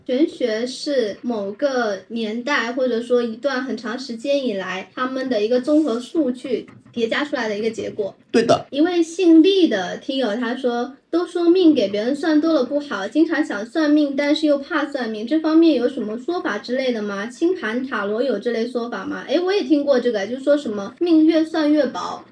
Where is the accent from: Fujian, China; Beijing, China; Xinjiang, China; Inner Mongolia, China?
Fujian, China; Quanzhou; 我家乡在泉州啊